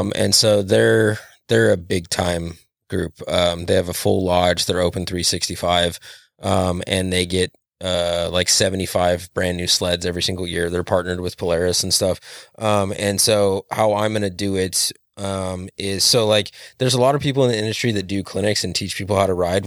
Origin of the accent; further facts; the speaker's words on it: Western Montana, United States; now in Hermiston, United States; I spent most of my life growing up in Western Montana